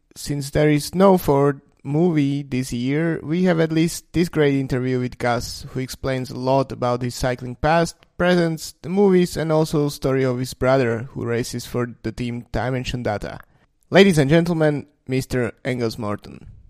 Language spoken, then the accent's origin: English; Slovakia; I come from Slovakia